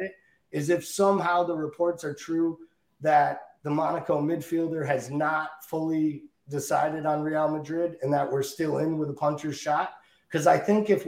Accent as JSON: {"language": "English", "country": "Ireland", "tie": "born or raised there", "said": "as an Irish kid"}